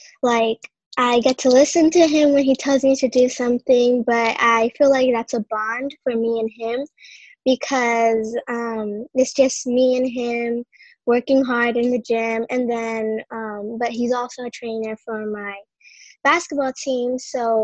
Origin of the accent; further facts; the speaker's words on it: Whittier, California, United States; I'm 12 years old. I'm from Whittier, California